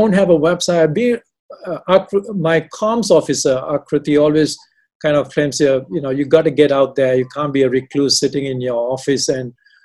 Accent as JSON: {"language": "English", "country": "Malaysia", "also_born_or_lived": "Canada / Australia / India", "moved": "yes", "said": "I'm not Indian. I'm a Malaysian with half the foot in Canada"}